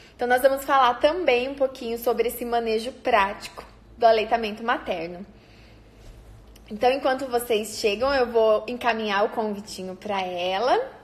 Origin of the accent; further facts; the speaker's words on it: Paraná, Brazil; eu sou aqui do Paraná